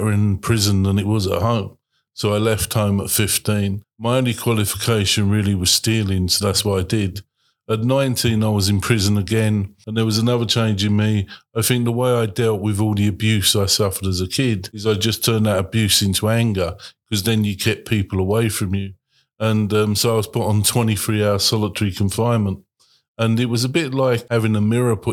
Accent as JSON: {"language": "English", "region": "London", "country": "United Kingdom", "tie": "born or raised there", "said": "I was born in the East End of London"}